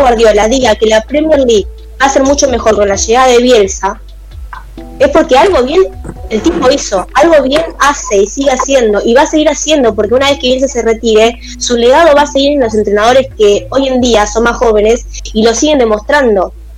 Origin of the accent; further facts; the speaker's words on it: Argentina; lo que somos nosotros, Argentina, como país